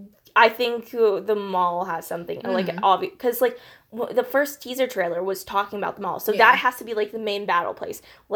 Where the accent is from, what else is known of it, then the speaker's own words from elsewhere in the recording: Pittsburgh, Pennsylvania, United States; we're both from Pittsburgh